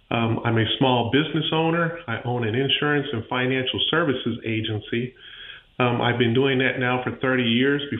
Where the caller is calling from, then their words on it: Pensacola, Florida, United States; I'm calling from Pensacola, Florida